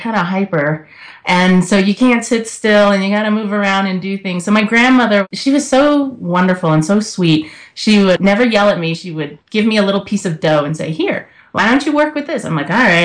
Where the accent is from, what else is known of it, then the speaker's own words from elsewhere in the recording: the South, United States; now in Colorado, United States; Growing up in the South